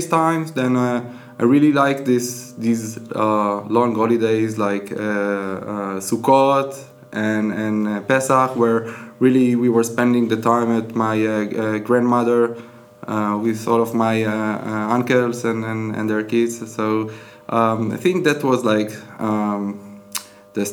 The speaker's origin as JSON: {"language": "English", "town": "Netanya", "region": "Central District", "country": "Israel", "tie": "born or raised there", "also_born_or_lived": "Even Yehuda, Israel", "lives_now": "Hadera, Israel", "said": "I was born in Netanya, which is a bit south to Hadera. Mm-hmm. And then later, as a teenager, I was living in a small settlement in next to Netanya, which is Even Yehuda"}